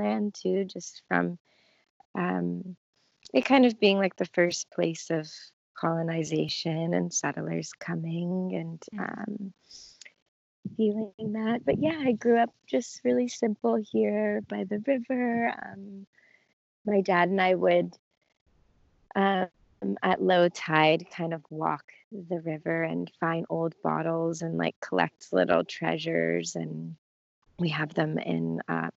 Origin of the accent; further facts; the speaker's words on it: Green Cove Springs, Florida, United States; moved away; I grew up in North Florida in this small, I'm actually here right now, in this small